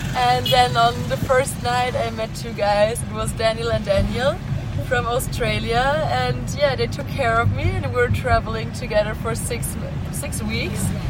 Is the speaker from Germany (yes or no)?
yes; Germany; English is a second language; I'm from Germany.